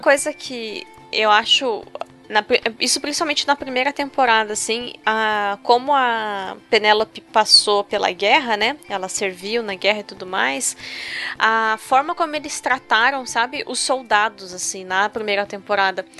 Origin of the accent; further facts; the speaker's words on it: Brazil; O brasileiro acha que Sim. o latino é o outro, é o, o que fala espanhol, é o mexicano. E não, gente, a gente é latino hum, também.